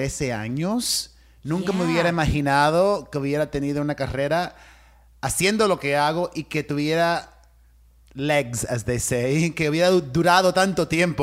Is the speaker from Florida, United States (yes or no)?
yes; Miami, Florida, United States; growing up in Miami, my Cuban immigrant parents taught me that it was all about hard work